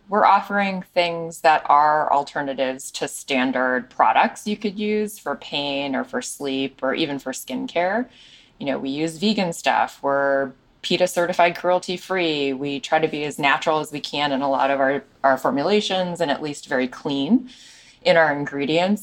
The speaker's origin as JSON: {"language": "English", "town": "Chicago", "region": "Illinois", "country": "United States", "tie": "born or raised there", "said": "we run the business in Chicago, my hometown"}